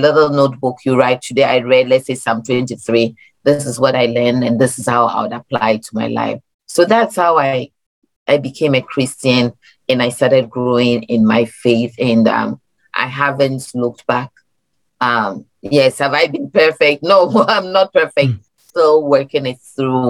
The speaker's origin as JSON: {"language": "English", "country": "Ghana", "tie": "born or raised there", "moved": "yes", "lives_now": "Maryland, United States", "said": "I'm Ghanaian, born in Ghana, migrated here"}